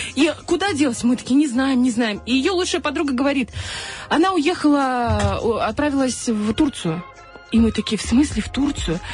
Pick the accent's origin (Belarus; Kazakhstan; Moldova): Moldova; Dnestrovsk, Transnistria; я из Днестровска